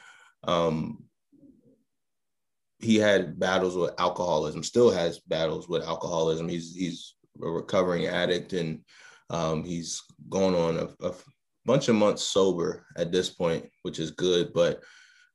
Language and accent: English; Baltimore, Maryland, United States; grew up in Baltimore, Maryland